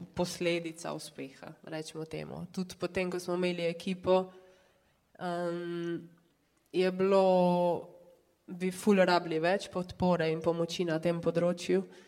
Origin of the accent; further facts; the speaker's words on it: Črna na Koroškem, Carinthia, Slovenia; sem pač iz Črne na Koroškem, so me moji starši mogli non-stop voziti